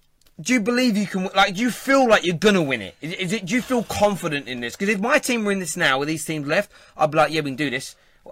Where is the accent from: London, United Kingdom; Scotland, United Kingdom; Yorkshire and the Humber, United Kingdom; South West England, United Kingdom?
London, United Kingdom; accent: Cockney; Like, I'm a Cockney.